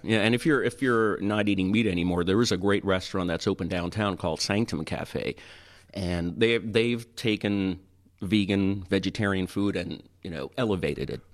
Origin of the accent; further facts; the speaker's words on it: Toronto, Ontario, Canada; moved away as an adult; now in Tampa, United States; I grew up in Toronto